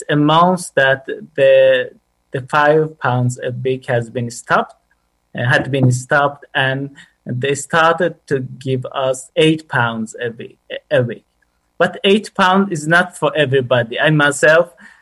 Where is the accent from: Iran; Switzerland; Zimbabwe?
Iran; English is a second language; moved away as an adult; now in Bromsgrove, United Kingdom; I'm from Iran, and it's been like 5 months. I got to UK.